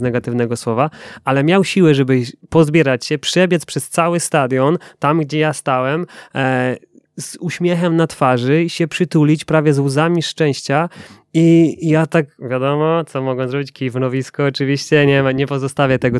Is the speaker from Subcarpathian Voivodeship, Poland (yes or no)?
no; Silesian Voivodeship, Poland; ja ze Śląska synek